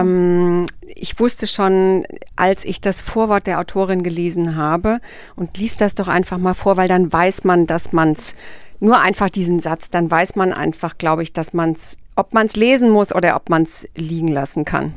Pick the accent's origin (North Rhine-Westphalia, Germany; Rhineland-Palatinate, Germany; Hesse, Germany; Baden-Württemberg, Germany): Hesse, Germany; Rhine-Main area; accent: Hessian; in meiner heimatlichen Mundart, nämlich in Hessisch, vortragen. Ich bin ja ähm, ein Kind des Rhein-Main-Gebiets